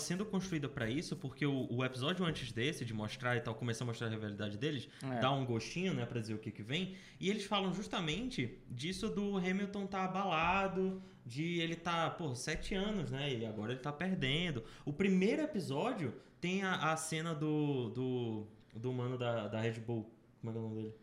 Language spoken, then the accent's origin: Portuguese; Brazil; eu sou brasileiro